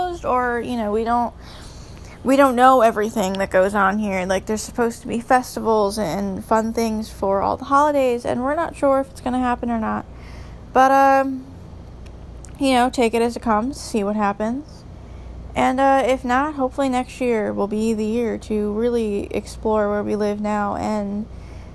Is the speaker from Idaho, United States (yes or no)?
no; New York, United States; moved away as an adult; now in North Carolina, United States; I grew up in New York